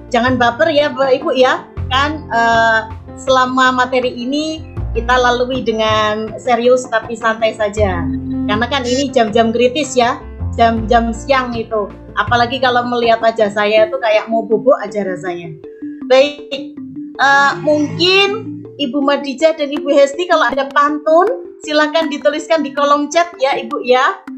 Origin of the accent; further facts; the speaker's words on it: Kudus, Central Java, Indonesia; saya dari Kudus yang sekarang sedang viral di uh, dunia uh, dan akhirat ya